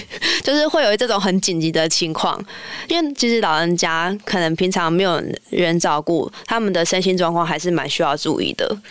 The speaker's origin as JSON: {"language": "Chinese", "town": "Pingtung", "region": "Pingtung County", "country": "Taiwan", "tie": "born or raised there", "also_born_or_lived": "Shanghai", "moved": "as an adult", "said": "我从小就住在屏东市的，算是旁边吧，就是夜市之旅，就是从小在那个油烟啊，跟各种食物当中长大"}